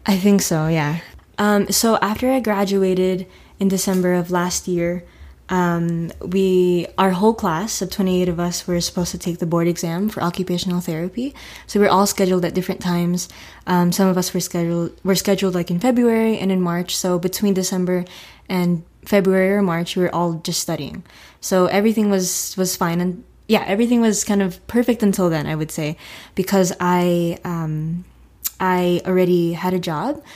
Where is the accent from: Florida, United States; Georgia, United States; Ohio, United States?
Florida, United States; also born or lived in Newark, New Jersey; I've lived in Florida for, oh, twenty-three years. So I moved here when I was two.